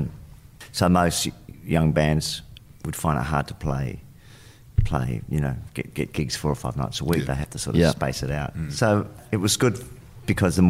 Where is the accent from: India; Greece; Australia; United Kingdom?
Australia; Adelaide, South Australia; moved away; Where we grew up in Adelaide was on the other side of more towards the hills.